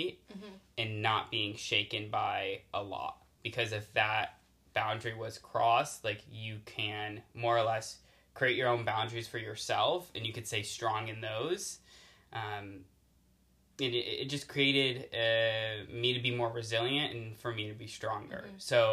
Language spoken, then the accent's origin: English; Connecticut, United States; moved away as an adult; now in California, United States; I grew up in Connecticut